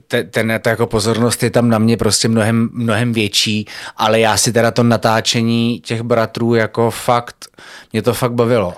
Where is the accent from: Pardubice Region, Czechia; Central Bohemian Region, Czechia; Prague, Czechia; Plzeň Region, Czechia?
Prague, Czechia; jako Pražák